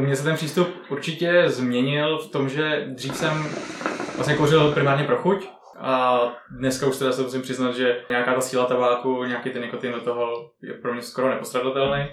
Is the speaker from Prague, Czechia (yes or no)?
yes; Prague, Czechia; Já, já jsem, já jsem Pražák rodili